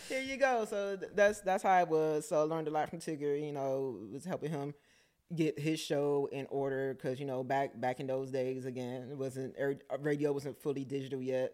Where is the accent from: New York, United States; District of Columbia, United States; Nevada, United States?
District of Columbia, United States; Washington; me growing up in Southeast